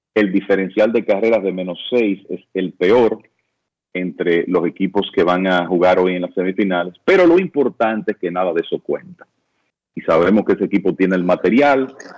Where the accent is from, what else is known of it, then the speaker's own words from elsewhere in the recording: Dominican Republic; como dominicanos